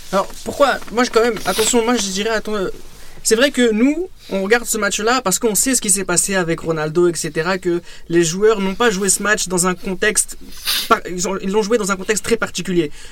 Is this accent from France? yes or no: yes; France; nous, en tant que Français